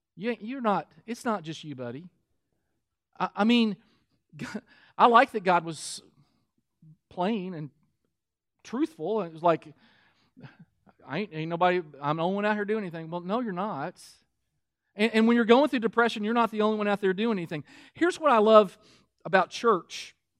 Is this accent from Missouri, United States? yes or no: no; Kentucky, United States; I'm from Kentucky